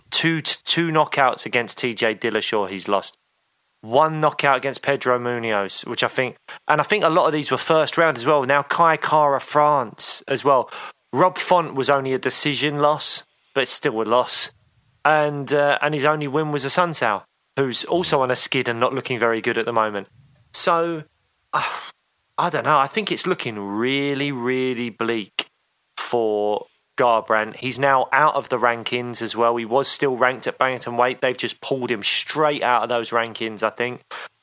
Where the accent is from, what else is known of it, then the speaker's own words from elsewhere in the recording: United Kingdom; Being a Brit